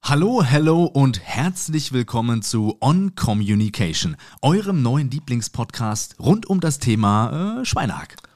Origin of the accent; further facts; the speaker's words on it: Suhl, Thuringia, Germany; moved away as an adult; now in Mainz, Germany; geboren in Suhl in Thüringen. Ich bin allerdings jetzt seit mehr als 15 Jahren schon in Mainz